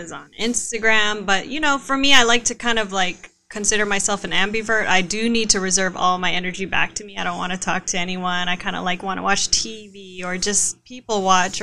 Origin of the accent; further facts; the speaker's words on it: Vallejo, California, United States; also born or lived in Arizona; I'm from Vallejo. So by the way, hello 707